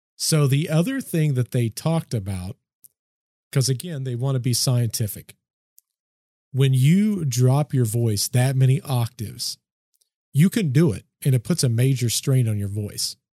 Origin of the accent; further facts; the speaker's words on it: United States; I'm from the States